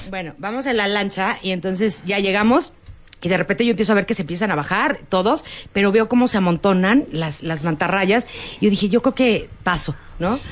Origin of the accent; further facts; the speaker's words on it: Mexico; Yo no soy de aquí, yo soy de México.